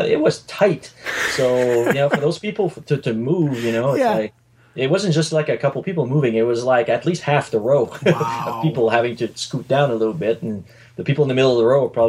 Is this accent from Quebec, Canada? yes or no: yes; Sherbrooke, Quebec, Canada; I was still in my hometown in Sherbrooke, Quebec